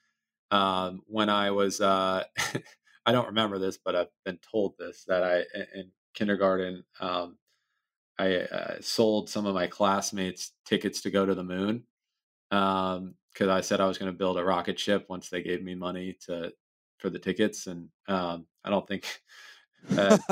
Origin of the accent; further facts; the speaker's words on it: College Park, Maryland, United States; also born or lived in Washington; grew up a big Maryland Terrapins fan growing up in College Park, pretty much right on campus.